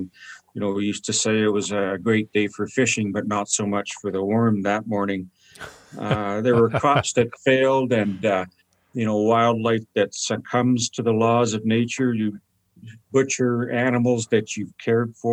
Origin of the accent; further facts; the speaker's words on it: Saskatoon, Saskatchewan, Canada; I was born in Pleasant Hill in Saskatoon